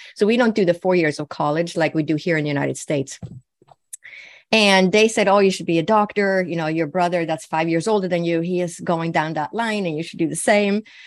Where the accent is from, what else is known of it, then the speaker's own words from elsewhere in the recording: Sweden; I was born and raised in Sweden